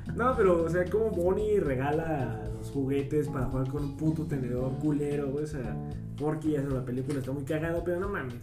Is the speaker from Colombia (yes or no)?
no; Mexico; identificas, como mexicano